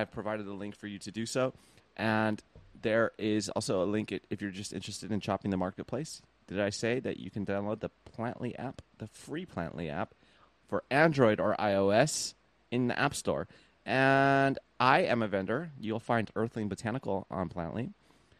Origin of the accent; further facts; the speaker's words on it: Long Beach, California, United States; I was born in Long Beach. I'm still in Long Beach.